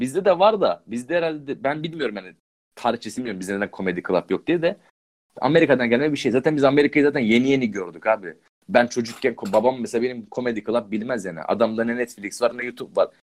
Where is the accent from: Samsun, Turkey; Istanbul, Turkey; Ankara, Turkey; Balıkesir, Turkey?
Balıkesir, Turkey; ben Balıkesir'in köyünde çok gittim geldim yani oralıyım.